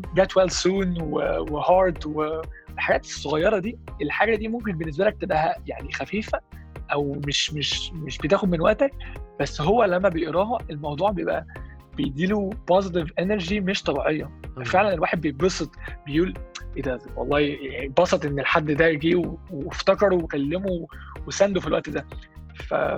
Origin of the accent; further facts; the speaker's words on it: Egypt; احنا كشعب احنا كمصريين